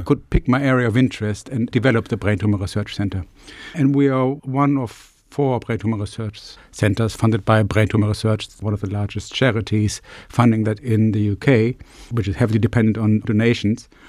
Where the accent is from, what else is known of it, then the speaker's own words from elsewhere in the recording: Germany; moved away as an adult; also born or lived in Glasgow / United States; now in Plymouth, United Kingdom; I'm from Germany originally, so I came over actually probably sixteen years ago